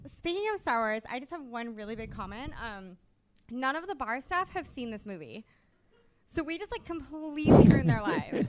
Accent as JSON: {"language": "English", "country": "United States", "said": "I'm from America"}